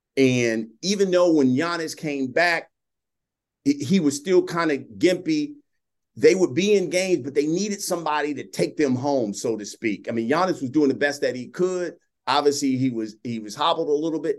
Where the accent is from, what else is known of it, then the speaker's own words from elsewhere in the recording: Columbus, Ohio, United States; moved away as an adult; also born or lived in Dallas, Texas; I worked at a news radio station in my hometown of Columbus, Ohio.